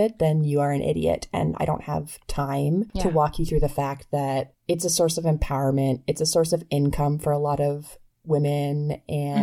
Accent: Canada; I am Canadian and it is a supply teacher

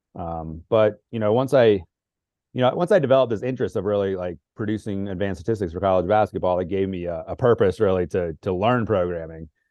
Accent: Northern Virginia, United States; where I was growing up in Northern Virginia

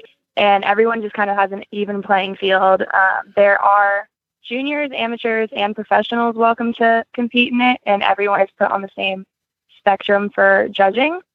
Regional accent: Southern California, United States; moved away as an adult; now in Kentucky, United States; I grew up in Southern California

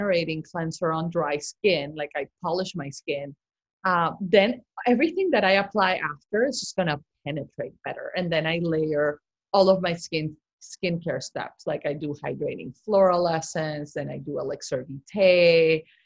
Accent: Barranquilla, Atlántico, Colombia; moved away; she grew up in my same town in Colombia. We're from Barranquilla

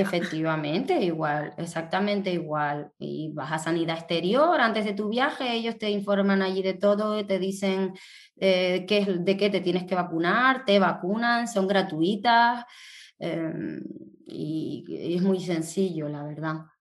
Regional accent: Tenerife, Canary Islands, Spain; aquí en mi tierra, en Tenerife

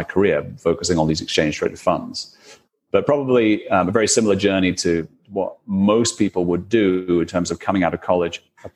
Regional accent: United Kingdom; probably you can tell from my accent, but I'm from the UK

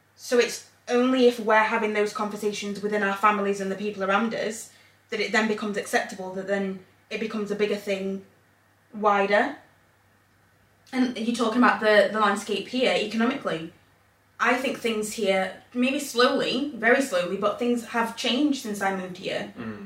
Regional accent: England, United Kingdom; moved away as an adult; also born or lived in Zambia; now in Northern Ireland, United Kingdom; I grew up in England.

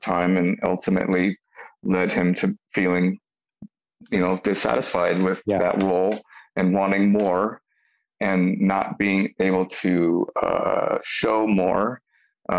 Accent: San Gabriel Valley, California, United States; we're from the San Gabriel Valley

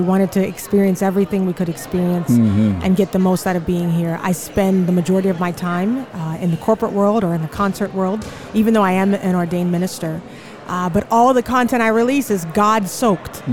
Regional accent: Charleston, South Carolina, United States; moved away; also born or lived in Houston; I'm originally from Charleston, South Carolina

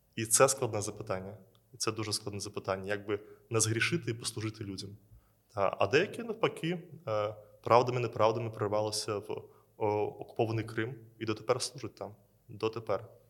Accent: Belarus; now in Ukraine; Я є родом з Білорусі

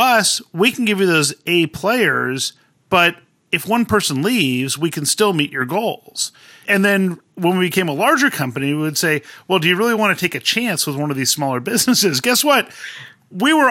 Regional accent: Southern California, United States; I grew up in Southern California

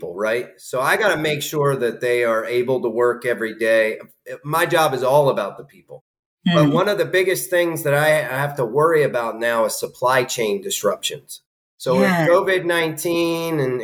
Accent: Newark, Delaware, United States; I grew up in Newark, Delaware.

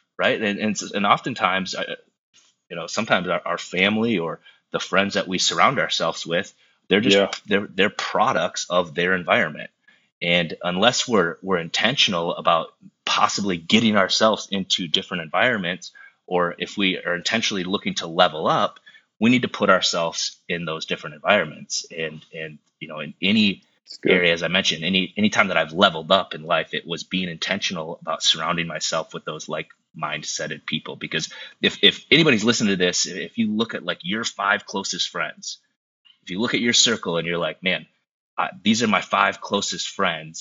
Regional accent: South Dakota, United States; now in Minneapolis, United States; growing up in South Dakota, it wasn't like I had a lot of options to get around people. I grew up in a town of 900 people

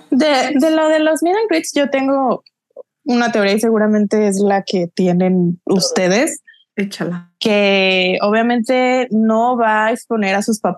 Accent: Mexico; Eh, soy de México, o whatever

